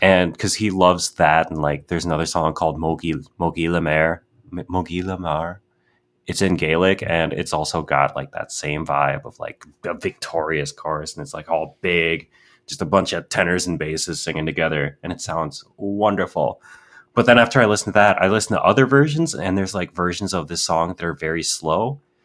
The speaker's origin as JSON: {"language": "English", "region": "Wisconsin", "country": "United States", "said": "I'm from Wisconsin."}